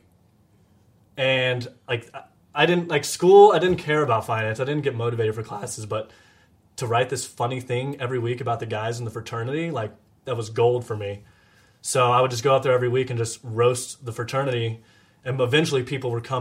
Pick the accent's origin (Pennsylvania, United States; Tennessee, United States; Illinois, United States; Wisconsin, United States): Tennessee, United States; Nashville; moved away as an adult; also born or lived in Georgia / Dallas; I grew up in Nashville